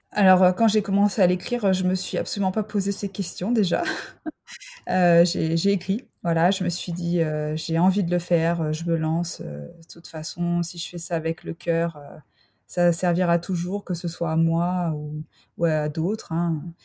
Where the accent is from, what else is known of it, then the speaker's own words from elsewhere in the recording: France; also born or lived in Freiburg, Germany / Mulhouse, Alsace; je suis française